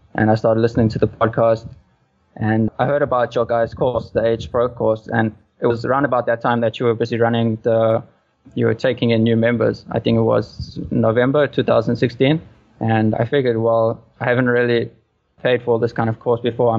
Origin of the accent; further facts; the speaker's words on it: South Africa; now in Vietnam; I'm from South Africa, like you said, originally